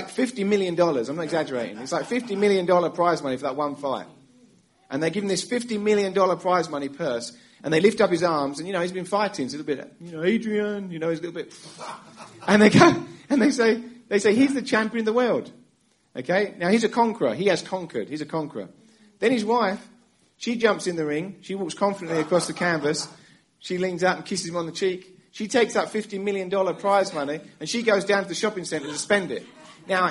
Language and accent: English; England, United Kingdom; moved away as an adult; now in United States; I'm from England. We moved to America 10 years ago. And in England, growing up as a kid